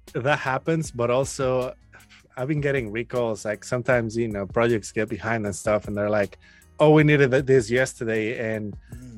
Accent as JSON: {"language": "English", "region": "Mexico City", "country": "Mexico", "moved": "yes", "lives_now": "Austin, United States", "said": "I'm from Mexico City. Um, I live in Austin, Texas now"}